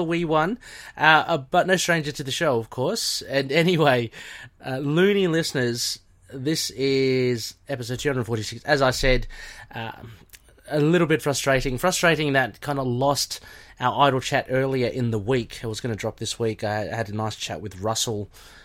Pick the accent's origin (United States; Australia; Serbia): Australia; I'm Aussie